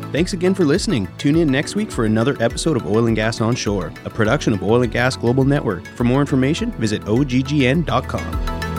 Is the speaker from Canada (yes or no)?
yes; British Columbia, Canada; I grew up in British Columbia